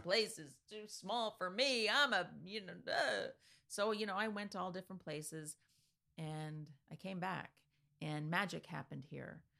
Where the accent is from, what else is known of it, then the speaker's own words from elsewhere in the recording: Easton, Pennsylvania, United States; also born or lived in California; I was born in California and, you know, blah-de-blah. We ended up in Easton